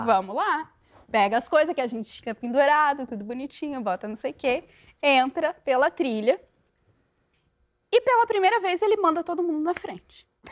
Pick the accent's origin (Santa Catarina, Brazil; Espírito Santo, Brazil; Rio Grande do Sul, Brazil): Santa Catarina, Brazil; Corupá; now in Rio de Janeiro, Brazil; Eu sou do interior de Santa Catarina, uma cidade muito pequena, que tem muitas cachoeiras, mais de 170 cachoeiras